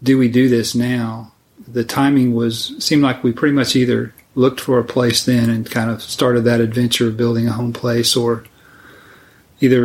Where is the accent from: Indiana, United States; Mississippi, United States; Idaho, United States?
Indiana, United States; moved away; I grew up in Indiana